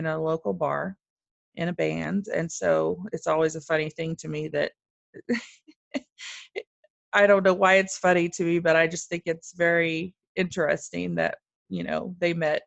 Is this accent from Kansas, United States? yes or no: yes; Wichita, Kansas, United States; also born or lived in Germany; In Wichita, Kansas, which is where I still live today